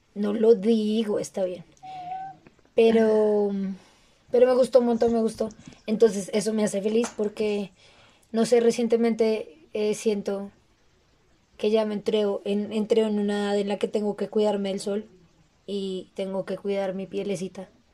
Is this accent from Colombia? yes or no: yes; Colombia; todos como colombianos